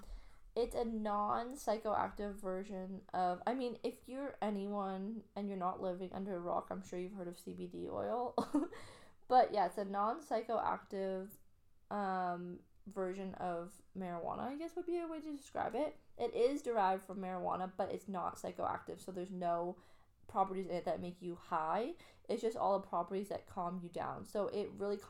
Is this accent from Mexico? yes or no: no; Canada; now in Australia; I'm Canadian